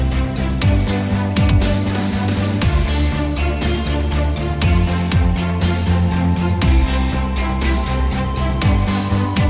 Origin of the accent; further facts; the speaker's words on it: England, United Kingdom; now in United States; I'm an immigrant. I came from England